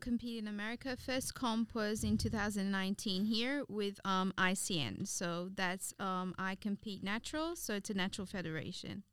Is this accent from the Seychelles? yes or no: yes; Seychelles; moved away as an adult; now in Australia; I was born here, but I grew up in the Seychelles.